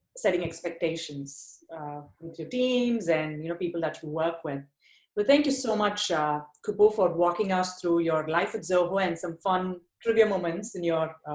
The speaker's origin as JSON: {"language": "English", "town": "Chennai", "region": "Tamil Nadu", "country": "India", "tie": "born or raised there", "said": "Chennai, which is also my hometown"}